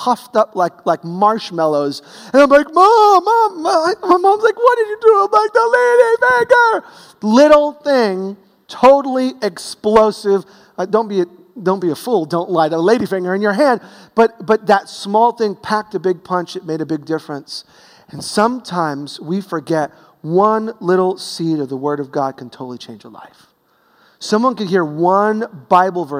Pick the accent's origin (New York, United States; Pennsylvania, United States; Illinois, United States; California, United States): New York, United States; New York City; growing up in Brooklyn